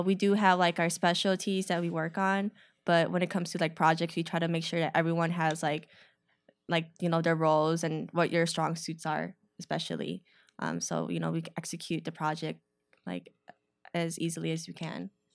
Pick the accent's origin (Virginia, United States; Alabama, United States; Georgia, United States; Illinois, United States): Illinois, United States; Chicago; I grew up on the north side of the city.